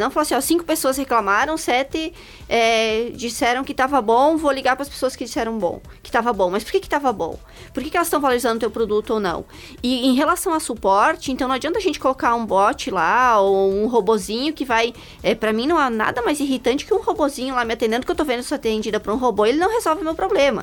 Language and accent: Portuguese; interior of Rio Grande do Sul, Brazil; moved away; also born or lived in United States; eu nasci lá no interior do Rio Grande do Sul, né? Já andei um pouco por esse país, morei nos Estados Unidos.